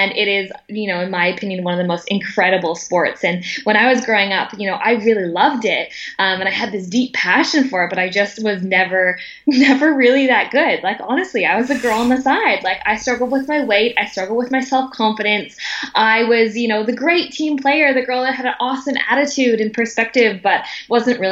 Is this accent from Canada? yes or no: yes; Vancouver, British Columbia, Canada; moved away; born and raised in Vancouver, Canada, to the youngest of five children.